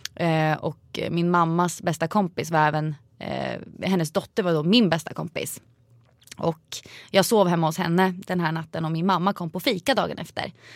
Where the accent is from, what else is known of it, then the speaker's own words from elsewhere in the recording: Vingåker, Södermanland, Sweden; Vingåker där jag kommer ifrån